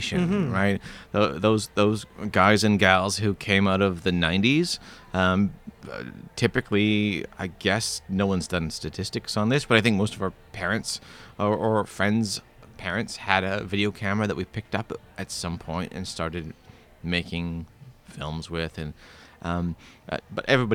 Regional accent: Winnipeg, Manitoba, Canada; I'm a filmmaker from Winnipeg

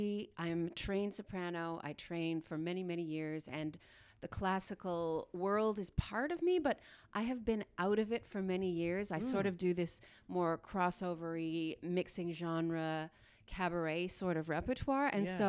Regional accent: Dryden, Ontario, Canada; born there; also born or lived in Smooth Rock Falls / Sioux Lookout / Pine Falls / Iroquois Falls; I was born in Dryden. I lived in Smooth Rock Falls, Sioux Lookout, Pine Falls, Iroquois Falls, Richelieu, Quebec.

